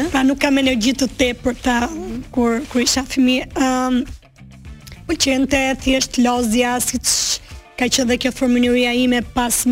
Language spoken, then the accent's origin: Albanian; Durrës, Durrës County, Albania; also born or lived in Dibër; unë jam rritur në Durrës, më origjim jam nga Dibra.